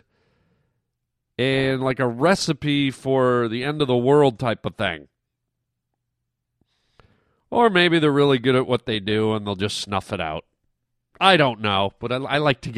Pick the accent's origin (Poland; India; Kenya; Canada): Canada; moved away; I grew up in Canada